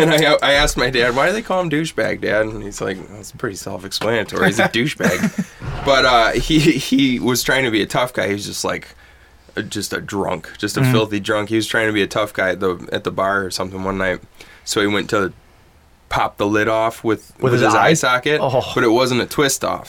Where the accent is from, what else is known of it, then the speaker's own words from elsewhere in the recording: Michigan, United States; We're from Michigan.